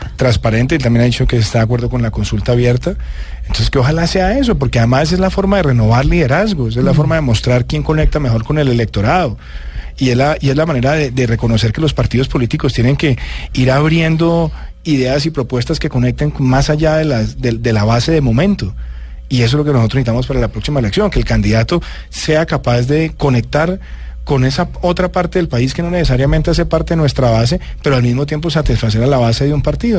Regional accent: Bogotá, Bogotá Capital District, Colombia; also born or lived in Medellín, Colombia; me vine a Bogotá prácticamente seis meses antes de que mis papás llegaran de Medellín

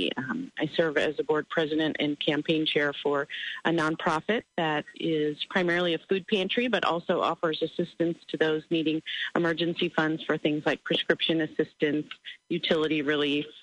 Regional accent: Decatur, Illinois, United States; I am from Decatur. My family has been here for a long time. I'm the third generation now to settle here and raise my family in Decatur

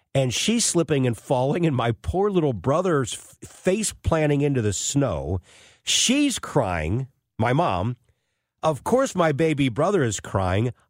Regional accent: Florissant, Missouri, United States; growing up in Florissant, North County

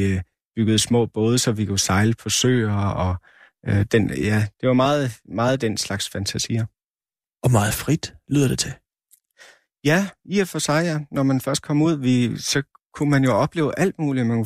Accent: Sisimiut, Greenland; also born or lived in Aasiaat; I de byer, både i Asiat og i Sisimet, hvor jeg voksede op, der var, og i stort set alle de større byer i Grønland

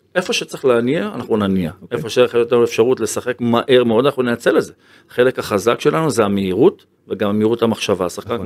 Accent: Ashdod, Southern District, Israel; כילד שגדל באשדוד

